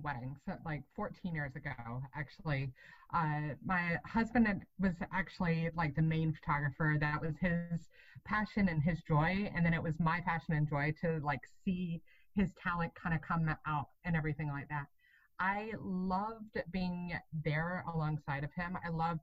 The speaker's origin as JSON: {"language": "English", "town": "Atlanta", "region": "Georgia", "country": "United States", "also_born_or_lived": "Wisconsin", "moved": "yes", "lives_now": "Georgia, United States", "said": "I'm from Atlanta originally. And so we ended up moving down to Georgia in 2015"}